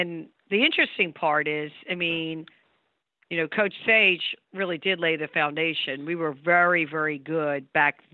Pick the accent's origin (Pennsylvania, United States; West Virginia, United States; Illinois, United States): Pennsylvania, United States; Havertown; I grew up in Havertown, Pennsylvania